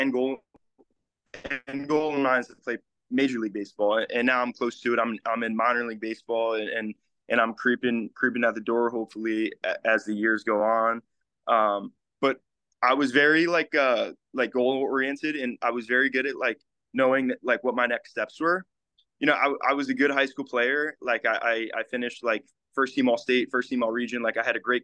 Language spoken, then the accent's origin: English; Livingston, New Jersey, United States; I'm from Livingston, New Jersey, which is like North Jersey.